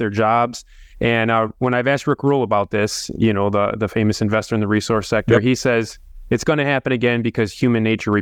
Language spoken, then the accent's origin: English; United States; I've been investing in small Canadian junior mining stocks since late 2015 as an American.